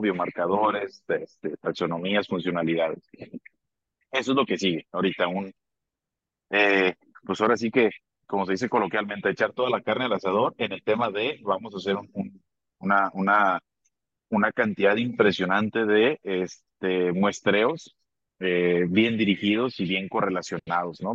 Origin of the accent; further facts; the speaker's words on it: Abasolo, Guanajuato, Mexico; now in León, Mexico; yo soy del estado de Guanajuato, soy de un municipio que se llama Abasolo, Abasolo, Guanajuato. Orgullosamente soy de ahí. Viví eh, algún tiempo acá en León, pero pero soy originario, allá